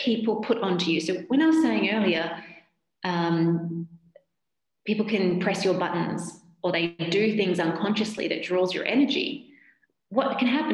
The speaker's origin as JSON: {"language": "English", "country": "Australia", "moved": "as an adult", "lives_now": "United Kingdom", "said": "I'm Australian and I moved to the UK as a Japanese medical translator"}